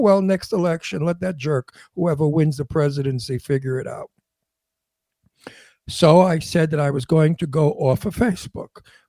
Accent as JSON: {"language": "English", "country": "United States", "said": "I'm not a Republican. I'm not a Democrat. Like I always say, I'm an American. And I want what's best for my country."}